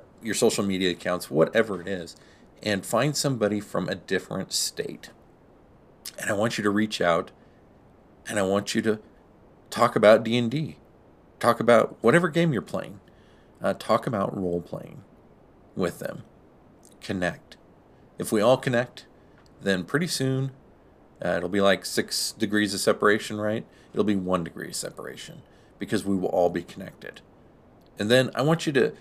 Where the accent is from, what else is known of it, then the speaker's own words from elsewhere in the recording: Pacific Northwest, United States; now in New Mexico, United States; I came from the Pacific Northwest. That's where I was raised and grew up most of my life